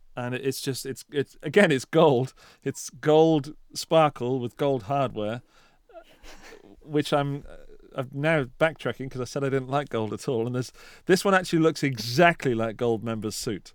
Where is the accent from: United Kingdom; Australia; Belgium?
United Kingdom; as a Brit